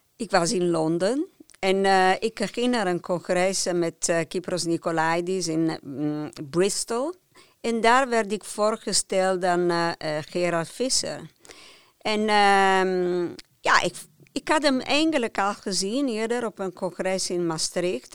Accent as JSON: {"language": "Dutch", "area": "near Turin", "region": "Piedmont", "country": "Italy", "tie": "born or raised there", "second_language": "Dutch", "moved": "as an adult", "lives_now": "Netherlands", "said": "Ik ben opgegroeid in Piemonte, in de buurt van Turijn"}